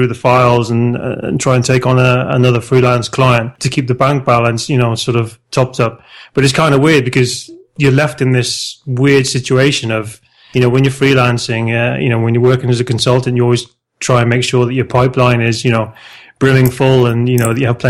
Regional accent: South Wales, United Kingdom; moved away as an adult; now in Spain; I'm originally from South Wales in the UK, but I've been living in Spain now for the last 15 years this year

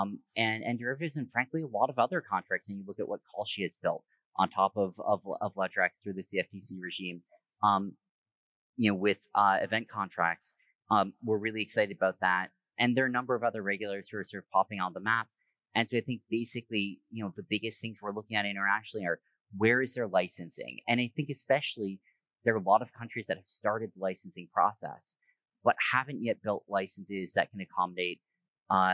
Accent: United States; moved away as an adult; also born or lived in New York / Bay Area / Hong Kong; I grew up here in the States

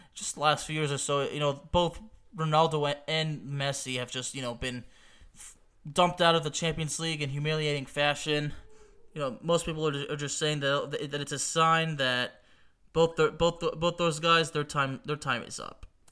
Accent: Lyon, Auvergne-Rhône-Alpes, France; moved away; Olympique Lyonnais, the club of my hometown in France

